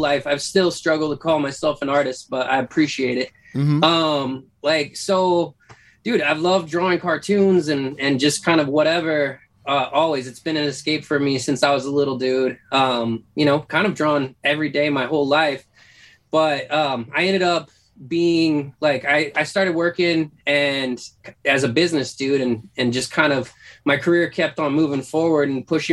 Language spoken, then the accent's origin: English; North Idaho, United States; moved away; also born or lived in Washington; I grew up in North Idaho